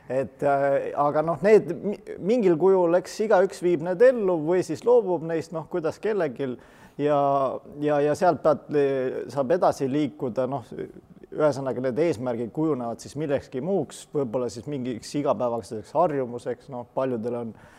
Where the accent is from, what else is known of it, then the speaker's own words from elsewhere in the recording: Estonia; me oleme eestlased